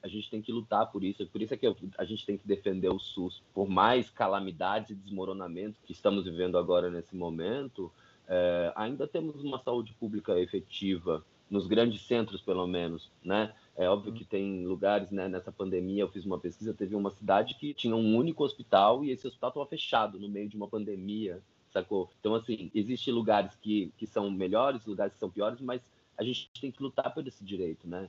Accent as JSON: {"language": "Portuguese", "region": "São Paulo", "country": "Brazil", "said": "sou de São Paulo, tenho 32 anos"}